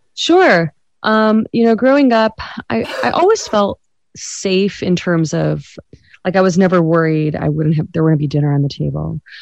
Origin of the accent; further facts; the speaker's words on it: United States; South Asian American